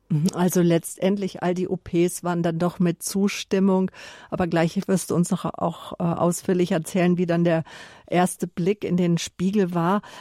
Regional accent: near Munich, Bavaria, Germany; born or raised there

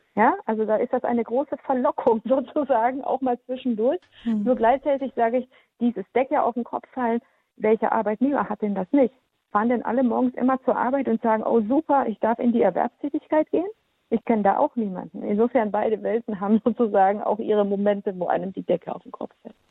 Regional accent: Baden-Württemberg, Germany; born or raised there; also born or lived in Transylvania, Romania; now in Lower Rhine, Germany

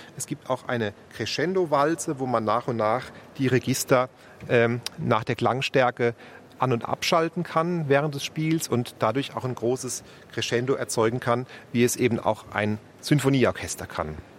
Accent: Speyer, Rhineland-Palatinate, Germany; moved away as an adult; also born or lived in Frankfurt; now in Munich, Germany; in meiner Geburtsstadt in Speyer

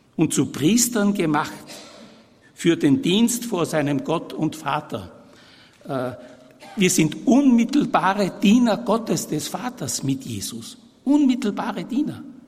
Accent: Vienna, Austria; also born or lived in Vorarlberg / Innsbruck / Brixen; Ich bin 1940 geboren in Wien, äh, aber der Abstammung nach voll Tiroler, Südtiroler

